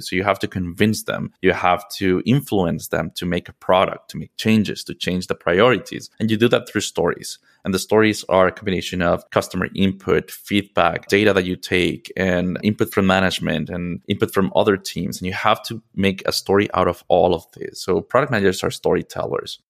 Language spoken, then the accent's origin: English; Mexico City, Mexico; moved away as an adult; I am originally from Mexico City, and I lived most of my life there.